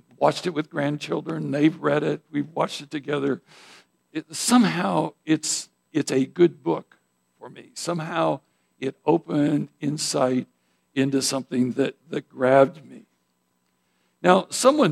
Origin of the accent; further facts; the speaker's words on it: Idaho, United States; moved away; I grew up in Idaho